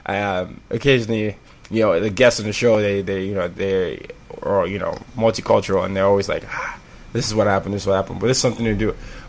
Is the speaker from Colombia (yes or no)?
no; Nigeria; But then sometimes when I tell them I'm Nigerian, I get the oddest questions.